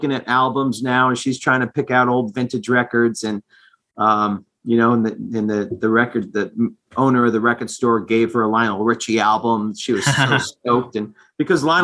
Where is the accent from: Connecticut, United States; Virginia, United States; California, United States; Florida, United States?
Connecticut, United States; Eastern; moved away as an adult; now in Rhode Island, United States; growing up in Eastern Connecticut